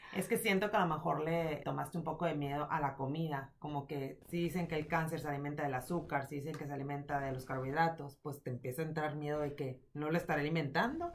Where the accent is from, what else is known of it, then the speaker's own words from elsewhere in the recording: Mexico; soy mexicana